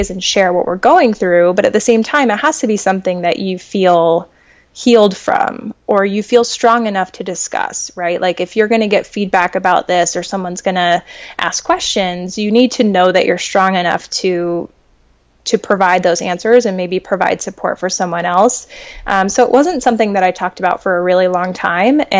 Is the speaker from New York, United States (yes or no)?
no; New Mexico, United States; like, I'm from Northwest New Mexico.